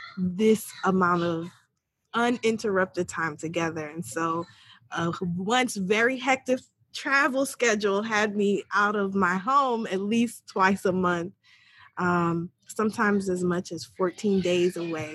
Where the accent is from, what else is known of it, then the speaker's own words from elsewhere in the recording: New York, United States; I am originally from New York. I'm the child of immigrants. Far Rockaway, New York, so inner city urban area.